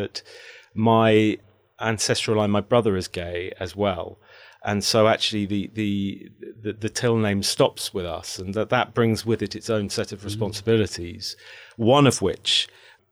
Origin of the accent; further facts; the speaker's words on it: Midlands, United Kingdom; I was born in the Midlands